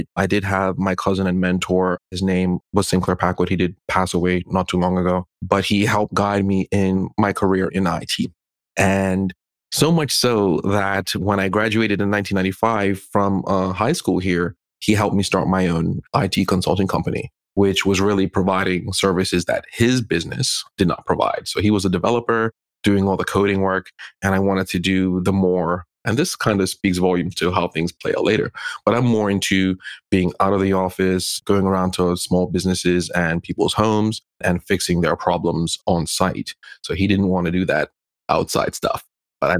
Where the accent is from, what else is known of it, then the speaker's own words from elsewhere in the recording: Bermuda; being born and raised in Bermuda